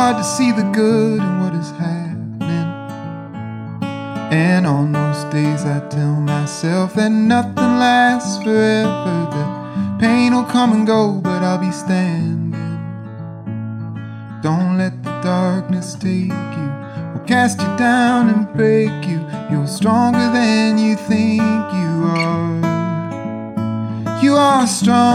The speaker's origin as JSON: {"language": "English", "town": "Cleveland", "region": "Ohio", "country": "United States", "moved": "as an adult", "lives_now": "Toronto, Canada", "said": "I'm from Cleveland, Ohio"}